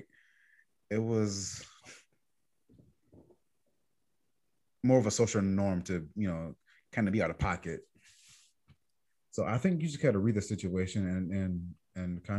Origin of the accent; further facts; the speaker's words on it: New York, United States; I'm from New York